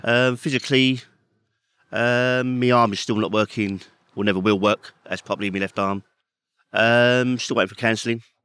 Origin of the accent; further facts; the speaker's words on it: London, United Kingdom; growing up in Peckham